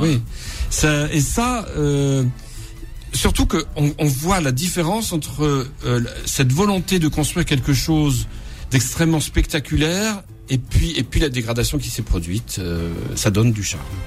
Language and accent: French; Corsica, France; je suis corse